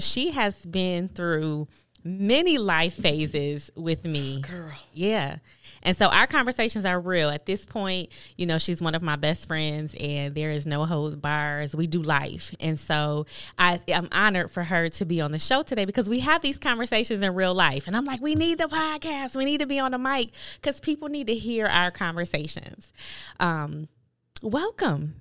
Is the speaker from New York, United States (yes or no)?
yes; Buffalo, New York, United States; as a kid, um, growing up in Buffalo, New York, I went to a Catholic school